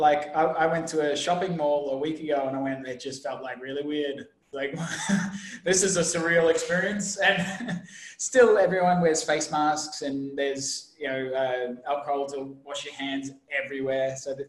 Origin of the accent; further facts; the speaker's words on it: Brisbane, Queensland, Australia; moved away as an adult; also born or lived in Europe; now in Ho Chi Minh City, Vietnam; I'm originally from Brisbane, but I haven't lived there in about 13, 14 years now. It's 15, maybe. Geez, I'm getting old. lived in Europe